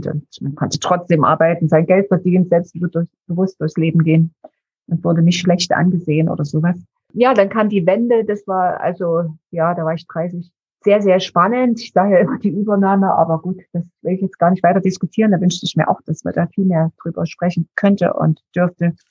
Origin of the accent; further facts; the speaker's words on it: Dresden, Saxony, Germany; Also ich bin in Dresden geboren, bin dort aufgewachsen, fünfköpfige Familie, also drei Geschwister.